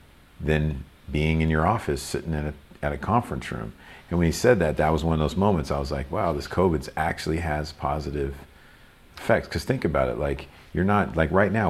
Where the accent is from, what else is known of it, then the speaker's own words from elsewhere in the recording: Louisville, Kentucky, United States; now in Los Angeles, United States; I grew up in Louisville, Kentucky